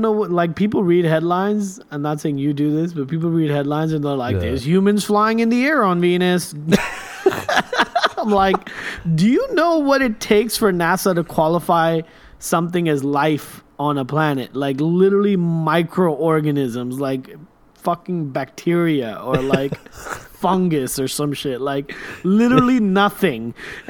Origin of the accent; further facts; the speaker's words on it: Kuwait; now in United States; when I was growing up in Kuwait